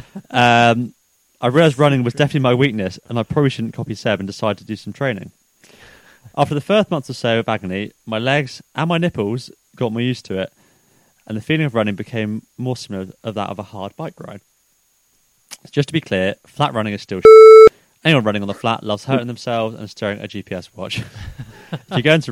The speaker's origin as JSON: {"language": "English", "area": "New Forest", "region": "South East England", "country": "United Kingdom", "tie": "born or raised there", "said": "I grew up in the New Forest"}